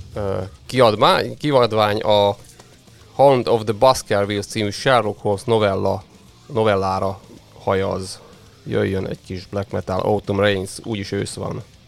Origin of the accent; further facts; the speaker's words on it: Kunság, Hungary; én is kunsági gyerek vagyok